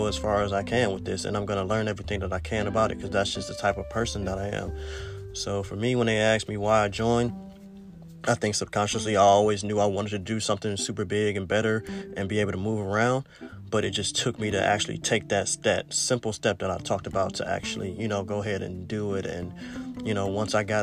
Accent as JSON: {"language": "English", "town": "East Cleveland", "region": "Ohio", "country": "United States", "tie": "born or raised there", "moved": "as an adult", "said": "growing up in East Cleveland"}